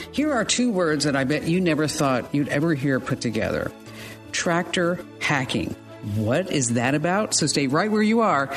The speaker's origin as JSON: {"language": "English", "region": "New Jersey", "country": "United States", "said": "I'm from New Jersey"}